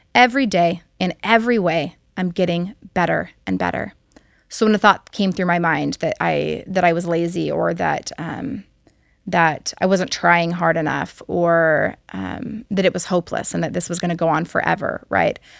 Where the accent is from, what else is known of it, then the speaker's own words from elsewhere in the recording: Hawaii, United States; I'm from Hawaii, and so living here in Hawaii